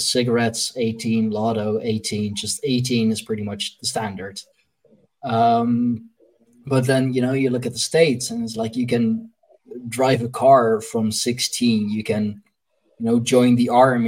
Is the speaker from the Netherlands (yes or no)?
yes; Leiden, South Holland, Netherlands; my hometown of, you know, of Leiden